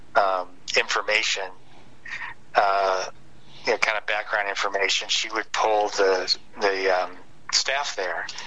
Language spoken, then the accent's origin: English; Detroit, Michigan, United States; I grew up in Detroit, Michigan, or outside of Detroit